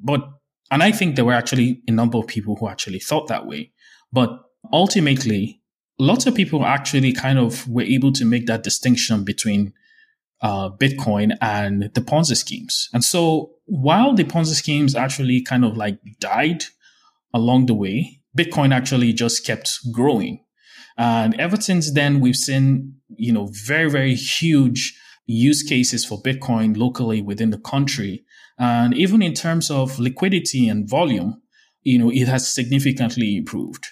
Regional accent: Nigeria; as a Nigerian

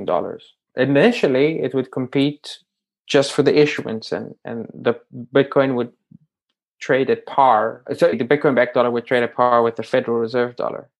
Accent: South Africa; I grew up in South Africa, in apartheid South Africa

